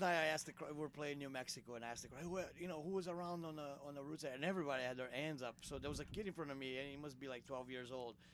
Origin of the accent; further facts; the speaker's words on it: Brazil; English is a second language; We're all from Brazil